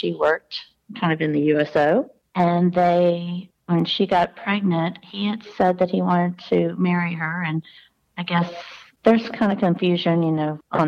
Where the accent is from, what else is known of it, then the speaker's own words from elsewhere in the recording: Deep South, United States; also born or lived in New York; I grew up in the deep South of the SEC